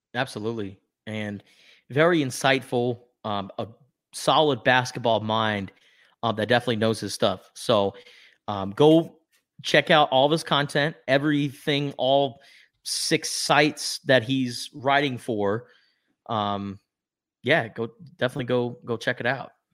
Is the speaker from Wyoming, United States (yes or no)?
no; Tucson, Arizona, United States; growing up in Tucson, Arizona